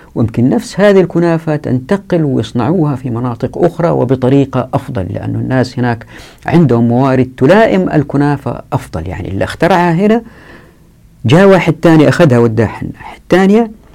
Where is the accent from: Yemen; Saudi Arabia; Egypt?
Saudi Arabia; Taif, Makkah Province; أنا مثلا اتولدت في الطائف وطفولتي في الطائف أحب الطائف